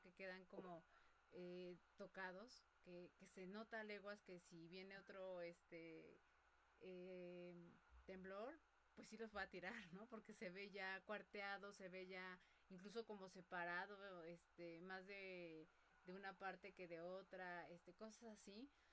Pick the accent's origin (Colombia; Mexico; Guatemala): Mexico; los mexicanos